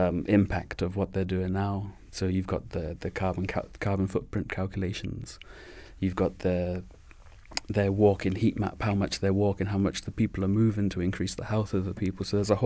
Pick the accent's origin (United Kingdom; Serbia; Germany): United Kingdom; England; born there; moved away; Me personally, I am from England, born in England, but I grew up here. So I came here in the 90s with my family.